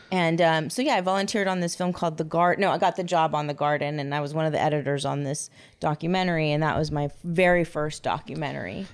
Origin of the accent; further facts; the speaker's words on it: Huntington Beach, California, United States; I grew up in Huntington Beach